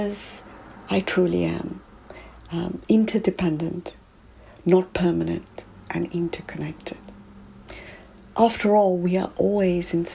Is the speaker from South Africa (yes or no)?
yes; South Africa; now in United Kingdom; growing up in South Africa